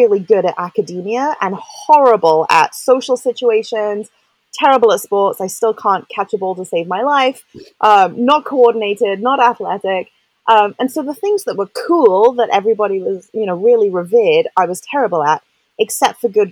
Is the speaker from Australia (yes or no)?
no; England, United Kingdom; I grew up in England